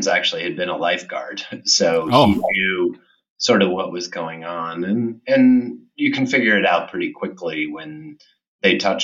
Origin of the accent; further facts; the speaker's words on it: New York City, New York, United States; New York, which is my hometown where I reside now